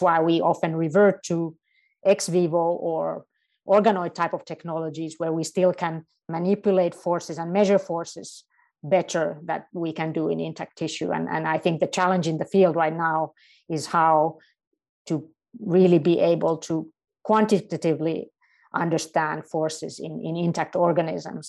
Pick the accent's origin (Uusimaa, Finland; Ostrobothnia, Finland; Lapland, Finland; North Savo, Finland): Uusimaa, Finland; Helsinki; also born or lived in Münster, Germany; I'm not only in my home country, but I'm in my home city of Helsinki, and, uh, my entire family lives here